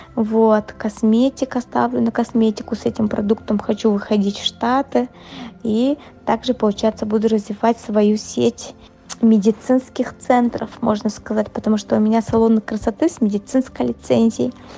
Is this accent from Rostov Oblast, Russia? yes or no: no; Yakutsk, Sakha Republic, Russia; moved away as an adult; now in Moscow, Russia; я же совсем недавно уехала из Якутска, всего лишь 4 года назад